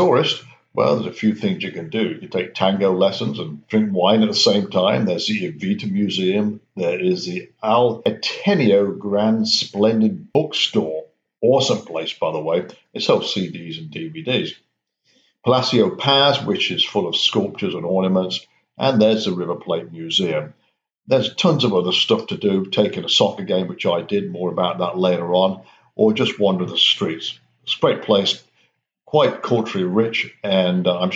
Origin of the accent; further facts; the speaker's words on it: United Kingdom; now in United States; I'm a Brit